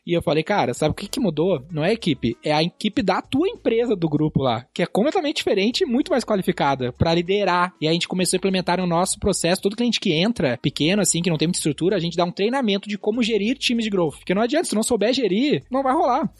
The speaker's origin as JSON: {"language": "Portuguese", "area": "Gaúcho", "region": "Rio Grande do Sul", "country": "Brazil", "said": "a gente é gaúcho"}